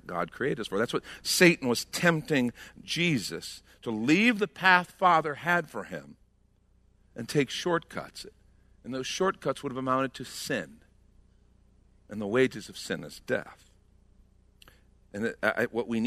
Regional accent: outside of Chicago, Illinois, United States; we grew up outside of Chicago

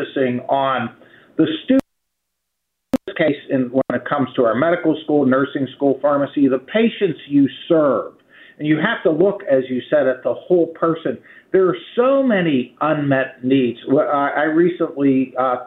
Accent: Swissvale, Pennsylvania, United States; also born or lived in Edgewood, Pennsylvania; I grew up in Swissvale

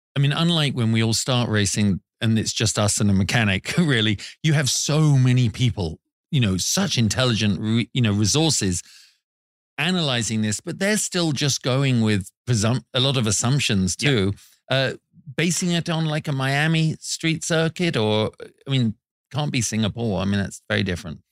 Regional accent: England, United Kingdom; We're English

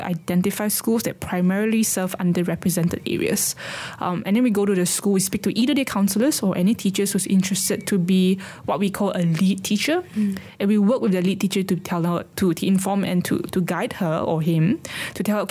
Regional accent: Sarawak, Malaysia; as a person growing up in Sarawak.

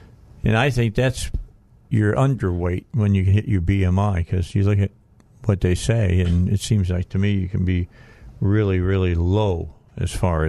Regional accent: Northwest Indiana, United States; moved away; I grew up in Northwest Indiana, so yeah. I grew up in the cold.

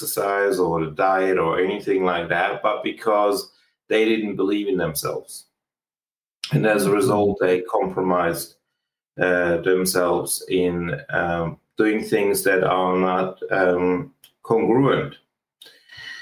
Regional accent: Switzerland; moved away; also born or lived in Australia; I used to live in Switzerland, and I grew up in Switzerland, and I ended up traveling overseas and living in Australia

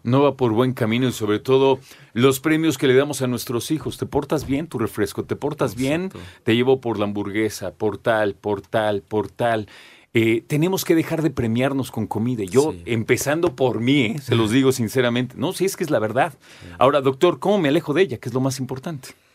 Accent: Mexico; nosotros como mexicanos

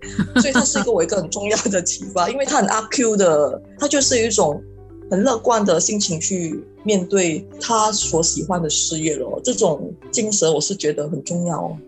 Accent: Malaysia; moved away as an adult; now in Singapore; 大概是十二年前，我，我是从马来西亚来新加坡念书

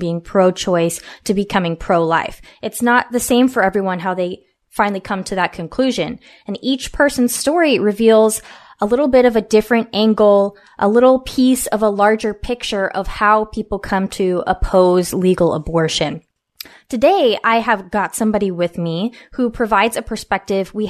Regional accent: West Coast, United States; born and raised on the West Coast

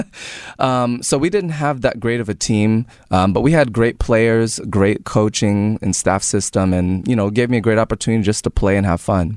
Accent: Tampa, Florida, United States; also born or lived in New Jersey; I was a Tampa Bay Buccaneers fan just growing up in Tampa

